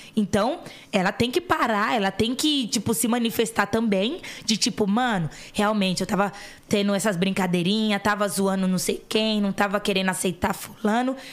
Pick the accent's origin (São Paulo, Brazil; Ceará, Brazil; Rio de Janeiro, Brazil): São Paulo, Brazil; Eu vim da Coab Raposo Tavares